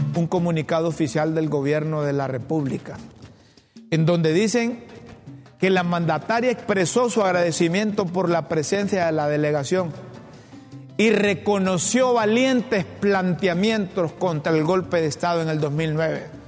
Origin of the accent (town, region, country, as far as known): Honduras